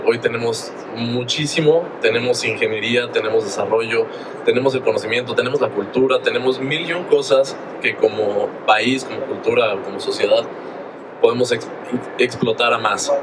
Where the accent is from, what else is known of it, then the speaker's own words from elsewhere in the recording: Mexico; lo que somos los mexicanos